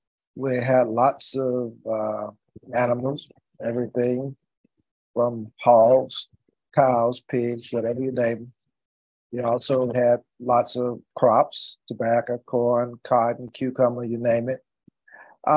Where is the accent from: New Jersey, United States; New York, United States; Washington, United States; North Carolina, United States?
North Carolina, United States; Lewisburg; In Lewisburg, North Carolina. That's about 35 miles outside of Raleigh, going south of Raleigh. I always tell people it really was not really in the city of Lewisburg, because we lived out about 10 miles out of the city in a little village that was called Moulton.